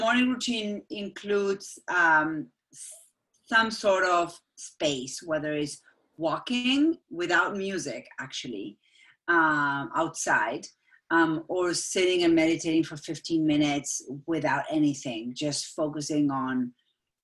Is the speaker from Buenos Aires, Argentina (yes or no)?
yes; Buenos Aires, Argentina; English is a second language; moved away as an adult; now in Dartmouth, United States; My mom is Austrian and my dad is Argentinian, but I was born and raised in Buenos Aires